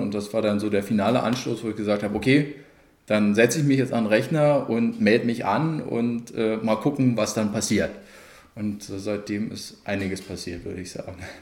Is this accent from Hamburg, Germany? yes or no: no; Cottbus, Brandenburg, Germany; Ich bin 94 hergezogen. Wer hoch und runter rechnet, dem wird auffallen, dass im Alter, wo man da nicht gerade selbstbestimmt äh, über sowas entscheidet. Aber ich äh, bin absolut selbstbestimmt seitdem durchgehend immer in Cottbus geblieben